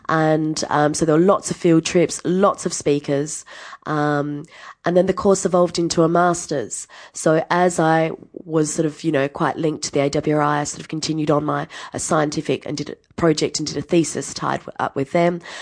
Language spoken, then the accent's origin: English; Adelaide, South Australia, Australia; moved away as an adult; also born or lived in New Zealand / Tuscany, Italy; I grew up in Adelaide, went to the same school for twelve years.